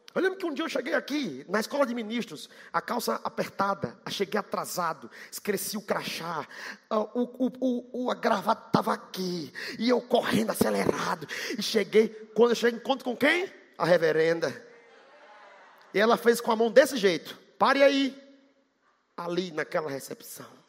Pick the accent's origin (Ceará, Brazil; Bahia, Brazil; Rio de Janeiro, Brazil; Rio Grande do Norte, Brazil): Bahia, Brazil; Salvador; accent: baiano; eu sou baiano, 100% baiano. Falo que nem baiano, acelerado que nem baiano. Gosto de tudo de Salvador